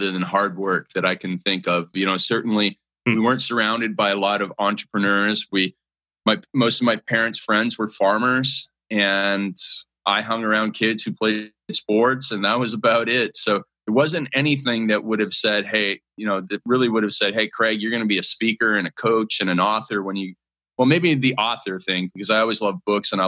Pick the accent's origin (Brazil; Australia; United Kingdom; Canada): Canada; growing up in Canada